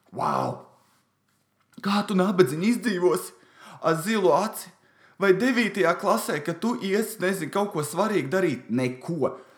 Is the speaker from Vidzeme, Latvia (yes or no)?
yes; Valmiera, Vidzeme, Latvia; es esmu no Valmieras